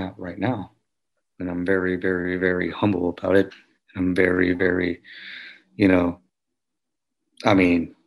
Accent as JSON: {"language": "English", "town": "Houston", "region": "Texas", "country": "United States", "said": "I'm from Houston, Texas"}